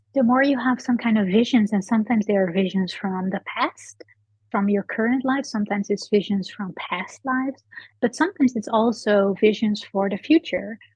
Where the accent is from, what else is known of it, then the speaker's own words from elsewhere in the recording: Netherlands; I'm from the Netherlands.